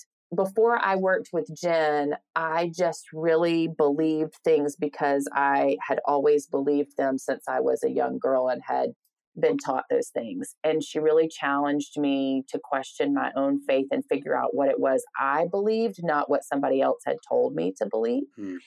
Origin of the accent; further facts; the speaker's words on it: the South, United States; I'm, you know, a Southern woman, based in the South, born and raised in the South and proud of that.